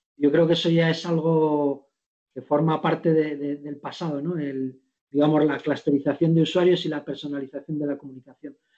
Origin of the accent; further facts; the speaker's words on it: Segovia, Castile and León, Spain; now in Madrid, Spain; yo que soy de pueblo, de un, pueblo de Segovia que se llama Barboya y que está al lado de Sepúlveda, son mis dos, mis dos pueblos, vengo ahí de criar vacas, cabras y ovejas